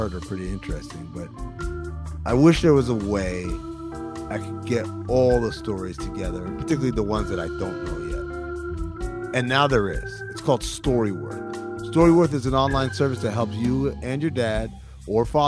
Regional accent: Sudan; moved away; My dad is from Sudan. I'm from Sudan

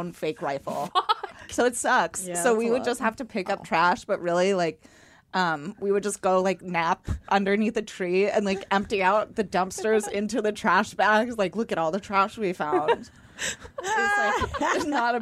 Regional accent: Southern New Mexico, United States; moved away; also born or lived in Dallas, Texas; I was born in Dallas, but raised in Southern New Mexico

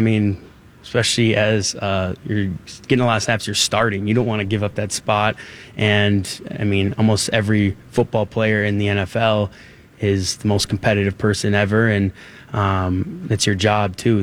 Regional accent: Minnesota, United States; moved away as an adult; I've grown up all my life in Minnesota. I've grew up 25 minutes from here

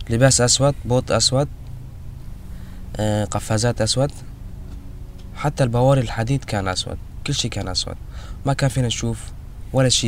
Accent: Syria; قلنا له نحن سوريين we are Syrian refugees

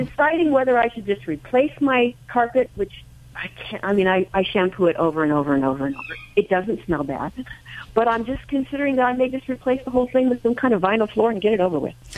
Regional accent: New Jersey, United States; I'm from Jersey also.

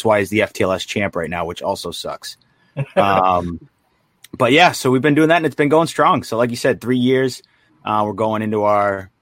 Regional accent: Boston, Massachusetts, United States; now in Florida, United States; I grew up in Boston. I live down in Florida

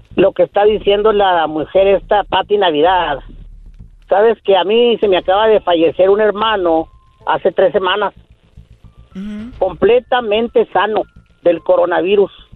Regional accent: El Paso, Texas, United States; soy de acá del Chuco, Texas

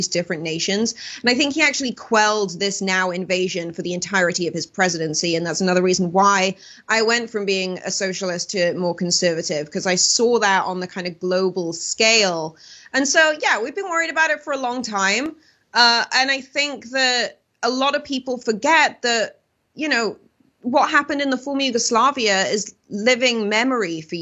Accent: United Kingdom

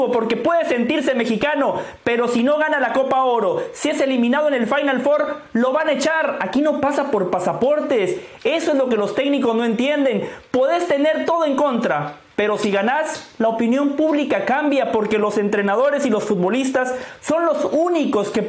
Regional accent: Guatemala; y soy de Guatemala

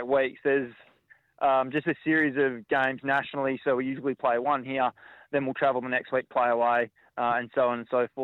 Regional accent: Margaret River, Western Australia, Australia; I grew up in Margaret River

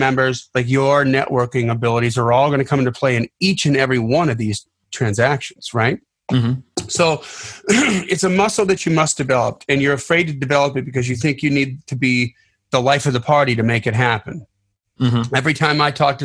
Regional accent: Delavan, Wisconsin, United States; I grew up in Delavan, Wisconsin

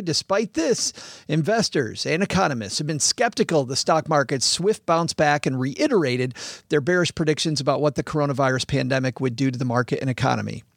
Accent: West Michigan, United States; now in Detroit, United States; I grew up in West Michigan, which is farmland.

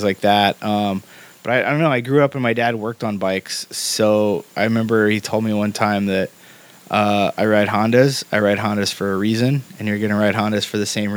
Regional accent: Indiana, United States; made like 2 hours from my hometown

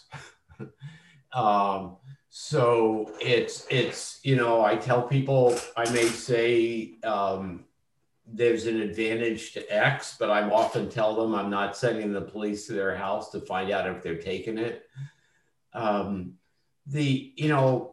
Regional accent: Philadelphia, Pennsylvania, United States; when I was growing up in Philadelphia

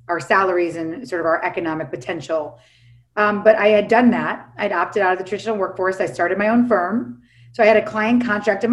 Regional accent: New York City, New York, United States; now in Los Angeles, United States; I live in Los Angeles now, even though I'm from New York City.

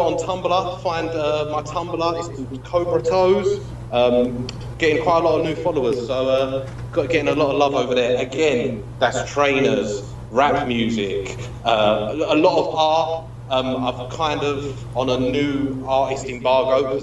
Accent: London, United Kingdom; accent: East London; my East London accent

